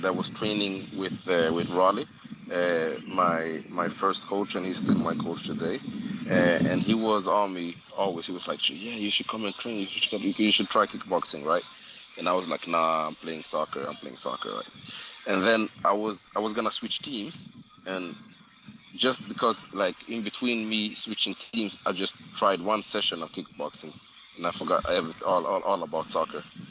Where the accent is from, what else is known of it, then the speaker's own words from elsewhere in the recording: Stockholm, Stockholm County, Sweden; I grew up in Stockholm, Sweden